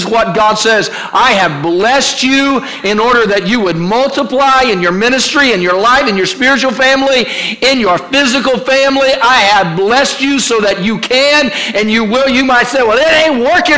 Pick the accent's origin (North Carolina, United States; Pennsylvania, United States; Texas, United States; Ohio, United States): Ohio, United States; now in Virginia Beach, United States; I was raised in Ohio